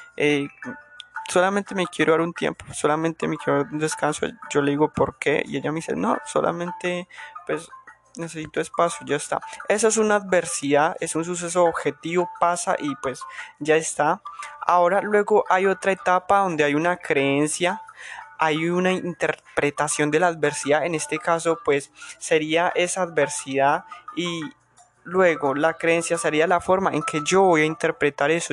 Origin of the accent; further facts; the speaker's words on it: Colombia; soy de Colombia, soy colombiano